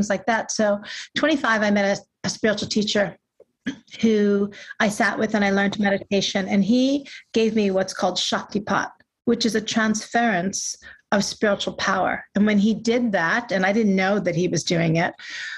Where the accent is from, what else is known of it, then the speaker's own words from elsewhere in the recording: New York, United States; growing up in New York